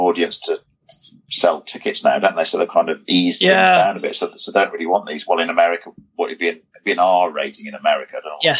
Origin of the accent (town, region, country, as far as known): United Kingdom